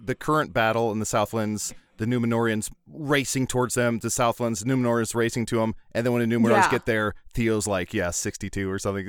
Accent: Milwaukee, Wisconsin, United States; I'm from Milwaukee. Wisconsin? I'm from Wisconsin.

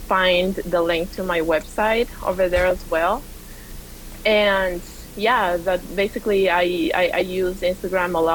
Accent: Quito, Pichincha, Ecuador; also born or lived in Georgia, United States; now in Atlanta, United States; I am originally from Quito, Ecuador, and sweet. I grew up in Quito, the capital

